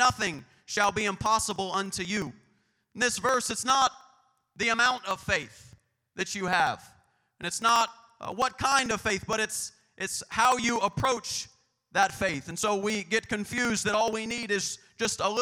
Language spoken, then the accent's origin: English; Bakersfield, California, United States; You may be able to take me out of Bakersfield, but you'll never take Bakersfield and GBFPC out of me.